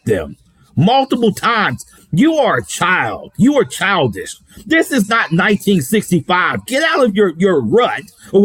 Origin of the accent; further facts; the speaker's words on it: Lynchburg, Virginia, United States; moved away; back in my hometown of Lynchburg, Virginia